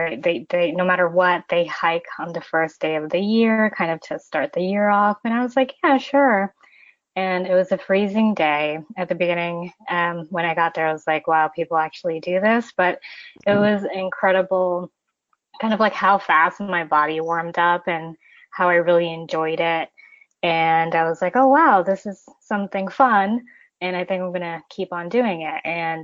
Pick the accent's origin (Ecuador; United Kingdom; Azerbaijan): Ecuador; also born or lived in United States; I'm originally from Ecuador, and I've kind of lived my life in between Ecuador and the United States, a little bit of background information.